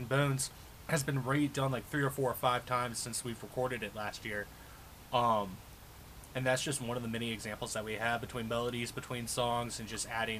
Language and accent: English; Lexington, Virginia, United States; now in Richmond, United States; I grew up in Lexington